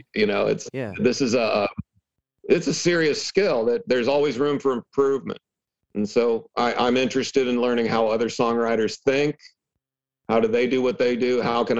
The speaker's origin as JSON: {"language": "English", "region": "Michigan", "country": "United States", "tie": "born there", "said": "I was born in Michigan"}